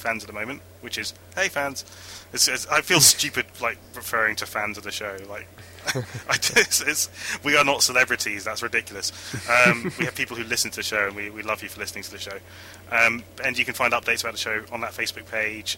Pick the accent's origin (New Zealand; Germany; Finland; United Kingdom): United Kingdom; I'm British